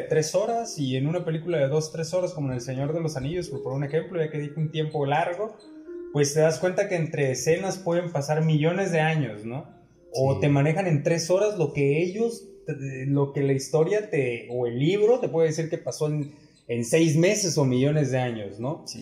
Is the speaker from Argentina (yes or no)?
no; Ciudad del Carmen, Campeche, Mexico; also born or lived in Mexico City; de la ciudad de donde somos, de Ciudad del Carmen, Campeche, México, aquí en la isla